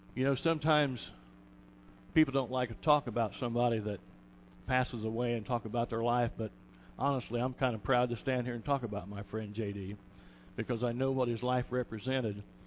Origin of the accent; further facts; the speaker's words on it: Kokomo, Indiana, United States; I was born and raised on the west side of the tracks